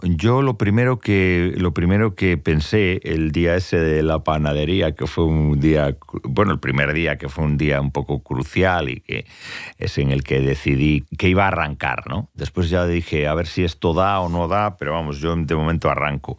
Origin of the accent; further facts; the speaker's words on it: Tui, Galicia, Spain; son las fiestas de mi pueblo, que son las fiestas de San Telmo, en Tui